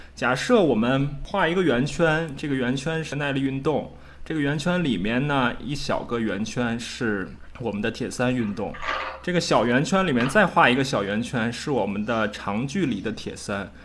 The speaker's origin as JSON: {"language": "Chinese", "country": "China", "said": "我们中国人"}